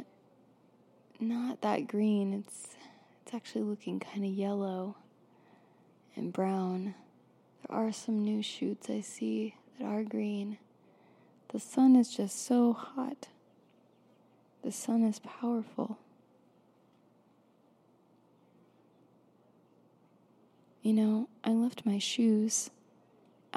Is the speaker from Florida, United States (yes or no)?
yes; Florida, United States; I grew up in Florida